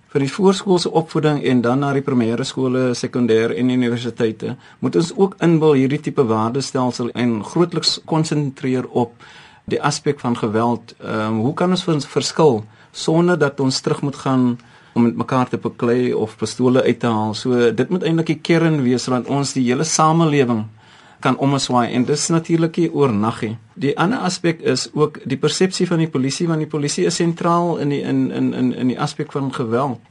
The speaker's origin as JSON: {"language": "Afrikaans", "country": "South Africa"}